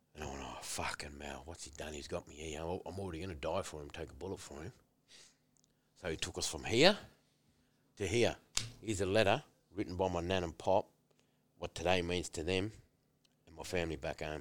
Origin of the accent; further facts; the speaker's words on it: Tingha, New South Wales, Australia; moved away; my childhood growing up in Tinga playing footy